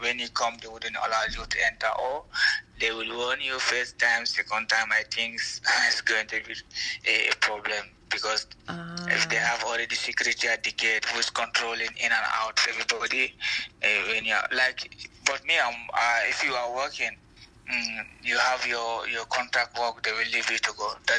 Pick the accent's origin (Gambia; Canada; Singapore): Gambia; English is a second language; also born or lived in Italy; now in Sint-Truiden, Belgium; I'm from Gambia. I'm the type of Fulani. I was been in Italy for 2 years back, but now, since last year, I'm in Belgium. I live in one small city called Sint-Truiden.